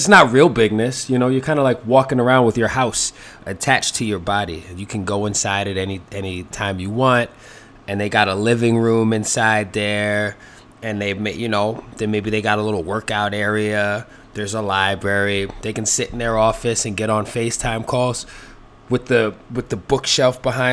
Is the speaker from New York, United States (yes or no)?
yes; New York City, New York, United States; when I was growing up in the Bronx